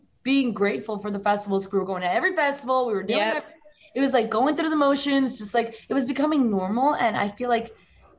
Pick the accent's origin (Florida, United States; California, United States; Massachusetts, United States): Florida, United States; Miami; moved away as an adult; also born or lived in West Palm Beach, Florida / Orlando, Florida; now in Los Angeles, United States; I was born in Miami, so I am American.